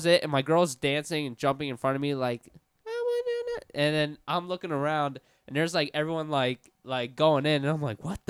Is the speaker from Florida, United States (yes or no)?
yes; Orlando, Florida, United States; Born and raised in Orlando. Which area? East Side, like off Dean Road.